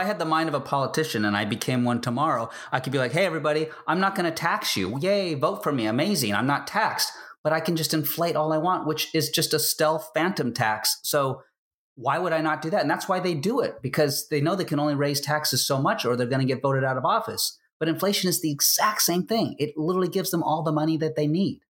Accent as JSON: {"language": "English", "country": "United States", "said": "I'm an American"}